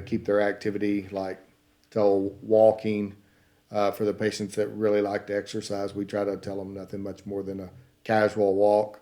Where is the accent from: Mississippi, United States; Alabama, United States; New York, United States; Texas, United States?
Texas, United States; Paris; accent: Southern; now in Kansas City, United States; I'm from, uh, Paris, Texas.